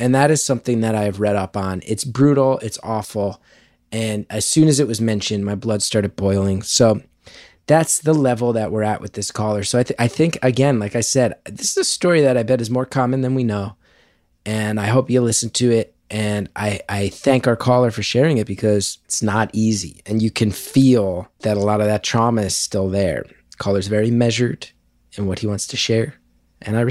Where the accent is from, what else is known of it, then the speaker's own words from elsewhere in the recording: New Jersey, United States; I'm happy to be living back in my home state